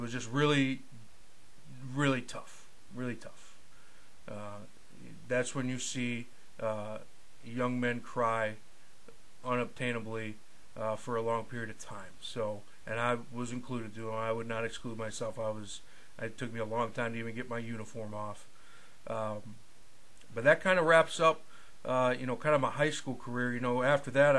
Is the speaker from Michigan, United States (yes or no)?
yes; Escanaba, Michigan, United States; I basically enrolled at Baynock Community College in my hometown of Escanaba